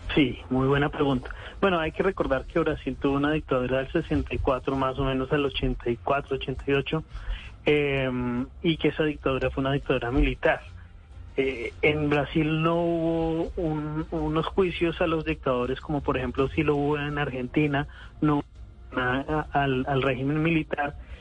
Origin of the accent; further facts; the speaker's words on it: Colombia; yo nací en Colombia